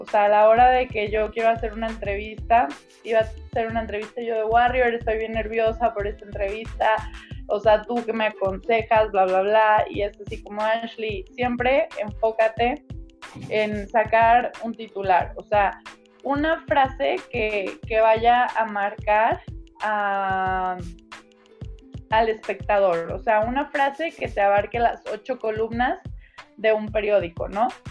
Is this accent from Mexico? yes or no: yes; Guadalajara, Jalisco, Mexico; yo soy orgullosamente tapatía